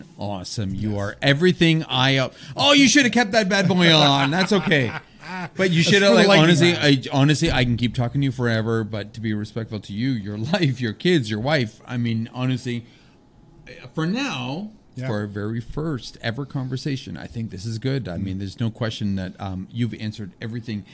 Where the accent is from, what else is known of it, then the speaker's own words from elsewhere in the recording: Canada; we're Canadian